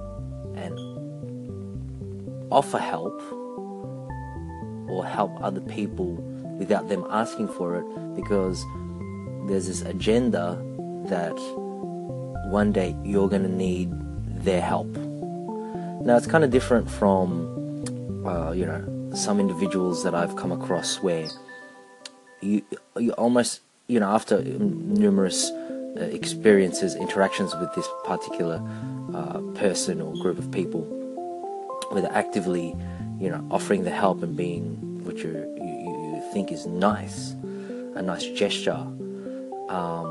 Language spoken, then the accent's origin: English; Philippines; now in Australia; myself as a Filipino